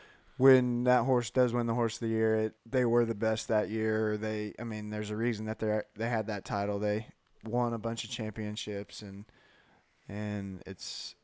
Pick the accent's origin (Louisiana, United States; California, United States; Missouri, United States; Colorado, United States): California, United States; growing up in California